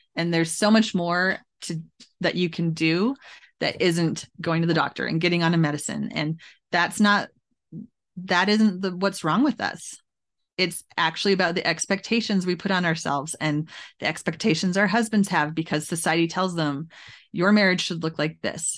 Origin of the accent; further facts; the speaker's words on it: Edmonton, Alberta, Canada; moved away as an adult; now in United States; where I grew up in Alberta and to take my kids to West Edmonton Mall